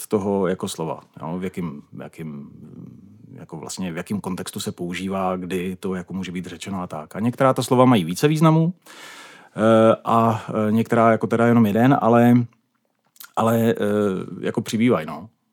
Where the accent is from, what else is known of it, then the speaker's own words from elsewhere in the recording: Ostrava, Moravian-Silesian Region, Czechia; first language Czech; moved away as an adult; also born or lived in Braník, Prague; now in Prague, Czech Republic; Narozen v Ostravě, takže já jsem klasická náplava